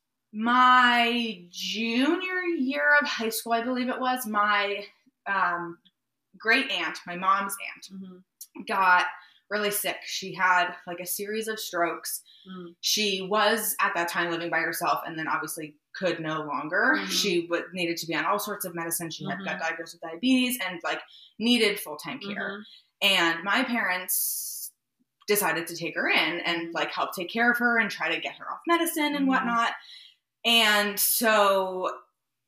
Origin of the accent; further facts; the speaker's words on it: Maryland, United States; We had recently moved to the house I grew up in Maryland